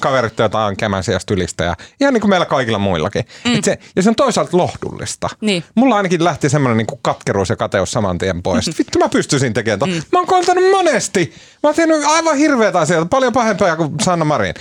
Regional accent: Oulu, North Ostrobothnia, Finland; mä oon oululainen pottunokka

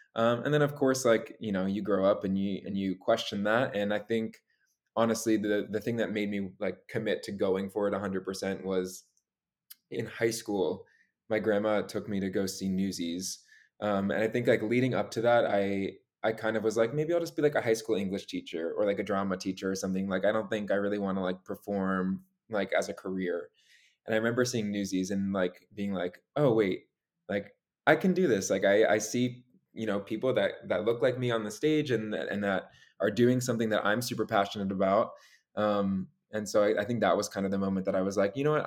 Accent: Long Island, New York, United States; moved away as an adult; now in New York City, United States; born and raised on Long Island. Uh, I grew up there with my three younger sisters

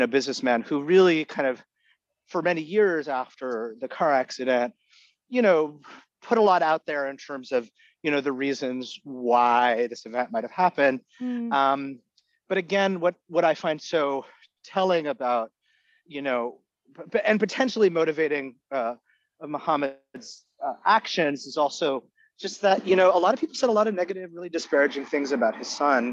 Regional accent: Canada; first language Egyptian Arabic; English is a second language; I was born and raised in Canada

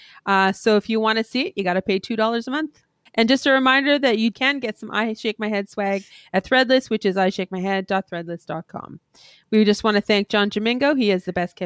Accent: Canada; we're Canadian

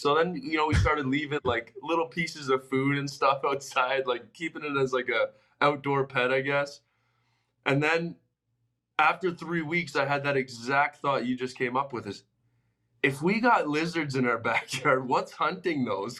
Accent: Toronto, Ontario, Canada; also born or lived in Los Angeles; now in Arizona, United States; growing up in Toronto

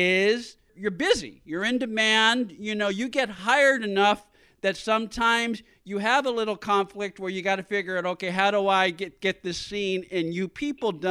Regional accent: San Francisco, California, United States; I grew up in San Francisco

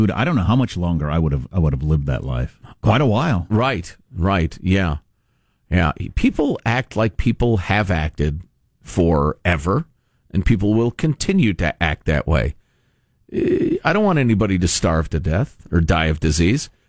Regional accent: Kansas, United States; I think that's why I had never been around anybody where I grew up in Western Kansas

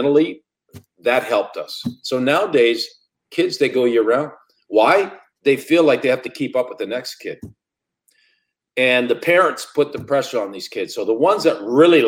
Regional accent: Sudbury, Ontario, Canada; moved away as an adult; my hometown, the Sudbury Wolves

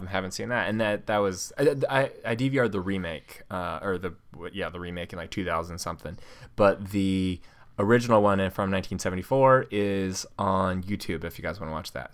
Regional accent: San Francisco Bay Area, California, United States; I'm from the Bay Area

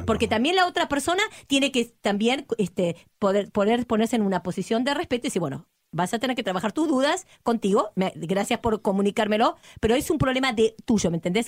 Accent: Argentina; soy argentina

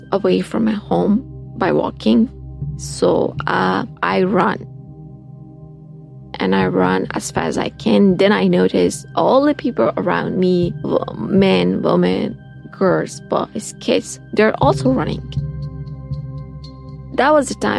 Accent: Afghanistan; moved away as an adult

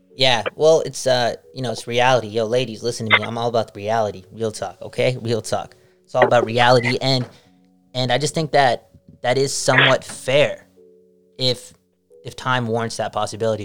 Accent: Canada; being Canadian

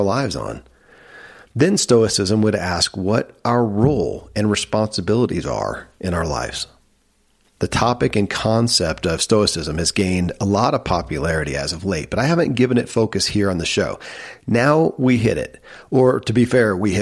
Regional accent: Kentucky, United States; born or raised there

